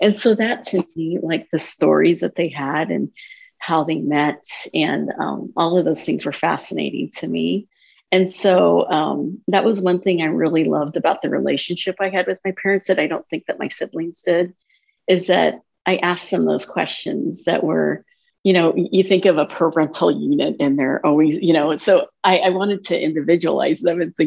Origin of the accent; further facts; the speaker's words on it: Minden, United States; our experience growing up in Minden